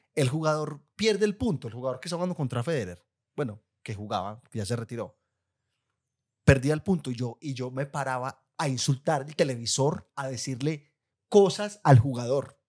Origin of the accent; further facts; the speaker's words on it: Guatapé, Antioquia, Colombia; yo soy de Guatapé.